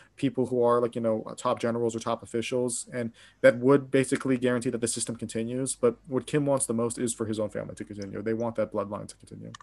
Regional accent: Pittsburgh, Pennsylvania, United States; now in Japan; I'm from Pittsburgh, uh, Pittsburgh, Pennsylvania

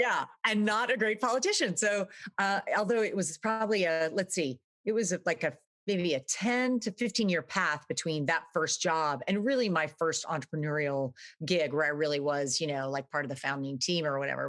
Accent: Dallas, Texas, United States; moved away as an adult; also born or lived in Austin, Texas / New York City / Venice; I was, uh, born in Texas, actually. I grew up in Dallas

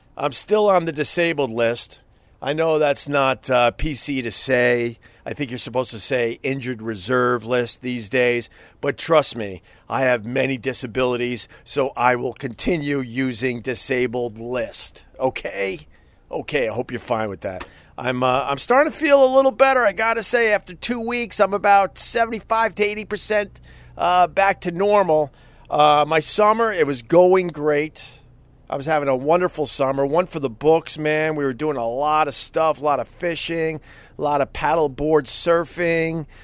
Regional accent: United States; I'm an American

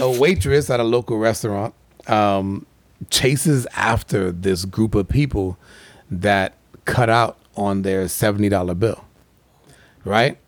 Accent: Florida, United States; I'm from Florida

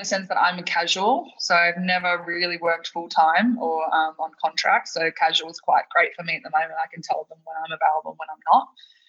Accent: Townsville, Queensland, Australia; moved away as an adult; also born or lived in Brisbane / Italy / Spain; now in Sydney, Australia; I'm from North Queensland. I was born and raised in Townsville. To further my water polo career, I was asked to move down to Brisbane

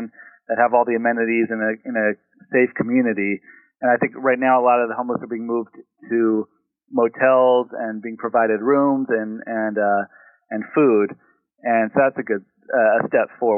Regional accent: San Diego, California, United States; moved away as an adult; now in Los Angeles, United States; I grew up in San Diego, and then I moved up to Los Angeles to work in entertainment

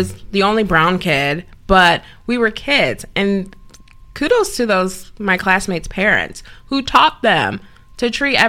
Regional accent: Downers Grove, Illinois, United States; also born or lived in Chicago, Illinois; I'm from Downers Grove. It's a western suburb in Chicago.

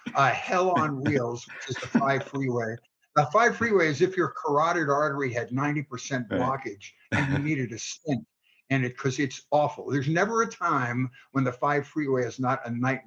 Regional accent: Philadelphia, Pennsylvania, United States; I was from Philadelphia

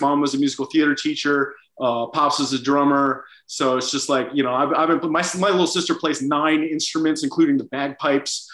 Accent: Washington, District of Columbia, United States; moved away as an adult; also born or lived in Boston / New York City / Los Angeles; now in London, United Kingdom; I'm from Washington. Yeah, I was born in Washington, D.C.

